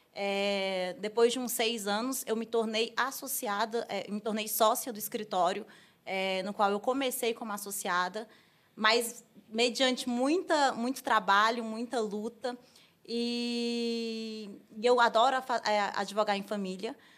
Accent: Brasília, Federal District, Brazil; Sou de Brasília, advogo há 10 anos

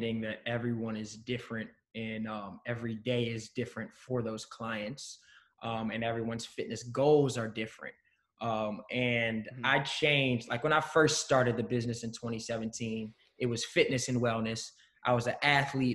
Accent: Maryland, United States; also born or lived in Pennsylvania; now in Philadelphia, United States; we grew up together in Maryland

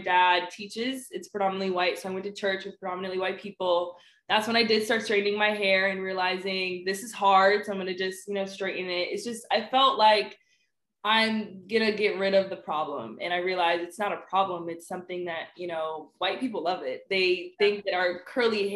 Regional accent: Oxon Hill, Maryland, United States; I'm from Oxon Hill. A lot of people don't know. It's pretty ghetto there.

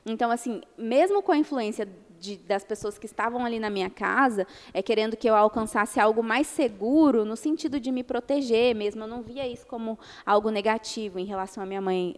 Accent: Minas Gerais, Brazil; moved away; eu cresci em Minas tomando café com sucrilhos

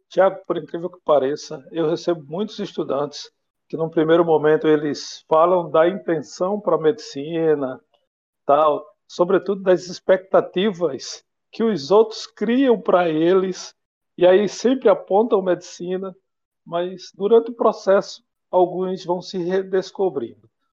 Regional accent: Pernambuco, Brazil; moved away as an adult; now in Espírito Santo, Brazil; sou nordestino, de Pernambuco, moro aqui no Espírito Santo já há 16 anos

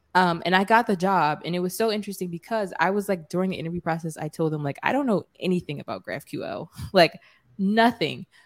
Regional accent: Philadelphia, Pennsylvania, United States; I'm from Philly

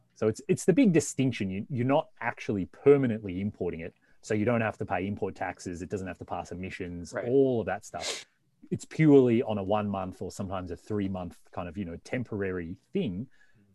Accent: Victoria, Australia; moved away as an adult; also born or lived in Melbourne; now in North America; I, I, grew up in the country uh, in the state of Victoria.

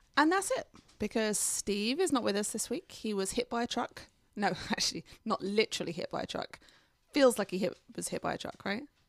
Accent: England, United Kingdom; now in United States; I'm from England, I don't really know London

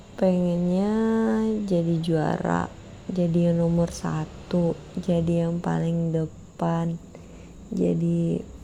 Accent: Pekanbaru, Riau, Indonesia; kayak aku warga Pekanbaru

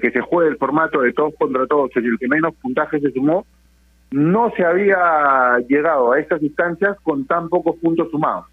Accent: Peru; somos peruanos

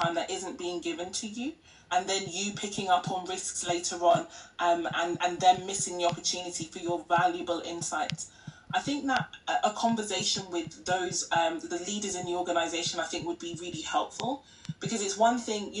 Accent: Nigeria; now in United Kingdom; our culture in Nigeria, I am Nigerian, I'm UK-based, but I'm Nigerian

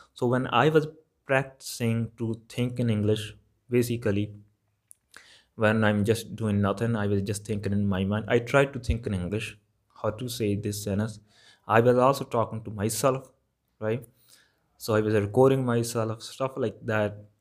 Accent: Malwa, Punjab, India; accent: Malwa; English is a second language; my accent is Malba accent

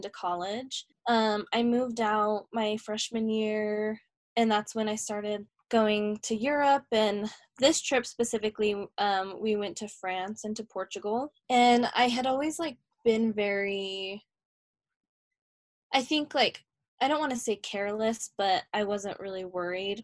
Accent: Harriman, United States; now in Salt Lake City, United States; I grew up in Harriman

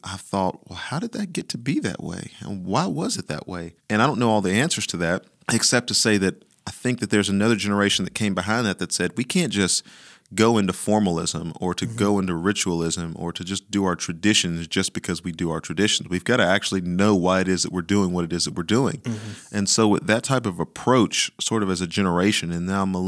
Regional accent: the South, United States; I'm from the South

